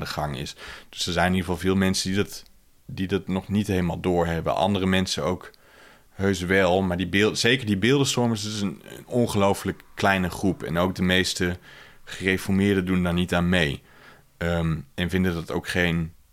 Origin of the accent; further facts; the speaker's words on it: Netherlands; in ons culturele geheugen als, eh, als Nederlanders